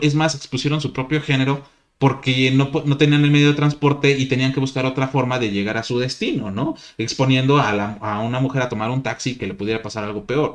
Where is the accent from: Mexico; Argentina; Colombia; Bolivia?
Mexico; aquí en nuestro país